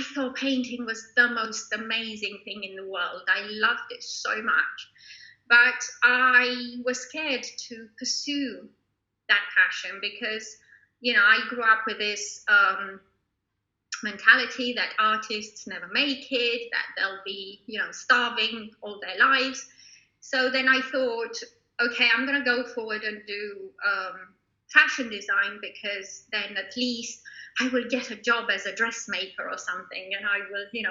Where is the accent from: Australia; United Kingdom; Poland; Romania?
Romania; moved away; I grew up in Romania, and at the time when I was growing up, it was a dictatorship